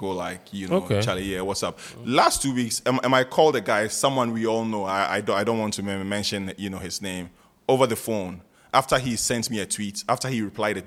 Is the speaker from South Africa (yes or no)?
no; Accra, Greater Accra, Ghana; I was born and bred in North Kanishi. Like my house, I was born in the house. I've lived in North Kanishi all my life